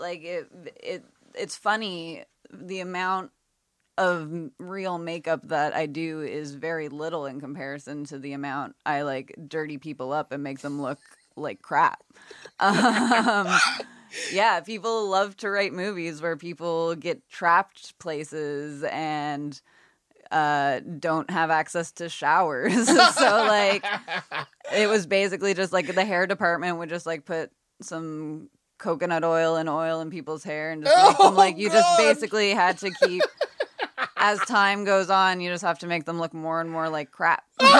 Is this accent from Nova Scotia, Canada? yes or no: yes; Halifax, Nova Scotia, Canada; And I grew up like right around the Hydra Stone too.